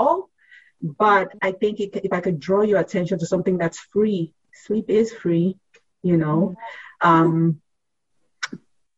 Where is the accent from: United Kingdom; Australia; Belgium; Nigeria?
Nigeria; also born or lived in Philadelphia area; now in Philadelphia, United States; I grew up in Nigeria